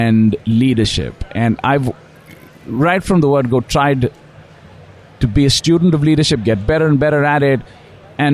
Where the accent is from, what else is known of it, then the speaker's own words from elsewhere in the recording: India; moved away; I grew up in India and went to school